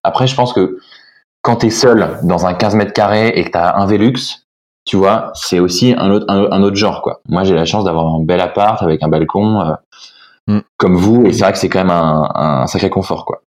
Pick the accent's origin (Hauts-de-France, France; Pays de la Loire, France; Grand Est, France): Pays de la Loire, France; Nantes; also born or lived in Lille; j'ai grandi en fait à Lille quand j'étais vraiment tout euh, tout gamin et après on a déménagé à Nantes avec mes parents